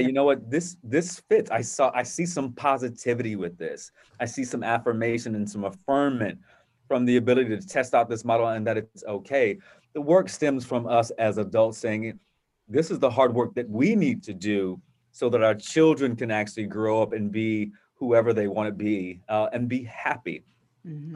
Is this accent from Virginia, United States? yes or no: yes; Virginia Beach, Virginia, United States; growing up in a, a wonderful environment uh, in Virginia Beach with my family